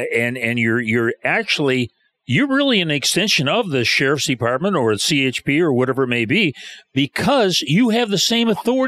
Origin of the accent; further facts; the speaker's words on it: Romeo, Michigan, United States; I grew up in Michigan right there at Romeo